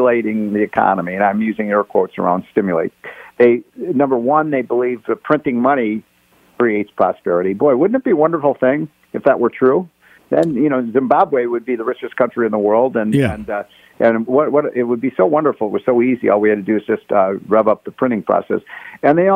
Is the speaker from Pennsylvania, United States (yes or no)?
no; Illinois, United States; my home state of Illinois